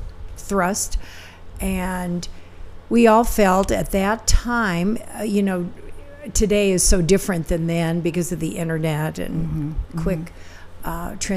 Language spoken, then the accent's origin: English; Omaha, Nebraska, United States; moved away; I'm from Omaha